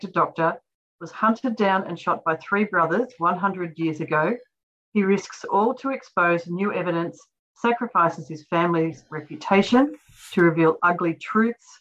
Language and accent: English; Australia; I grew up in Australia, in rural Australia